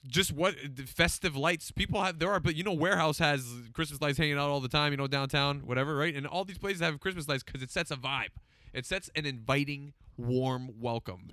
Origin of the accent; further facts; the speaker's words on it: Toronto, Ontario, Canada; moved away as an adult; now in Newmarket, Canada; I grew up in Scarborough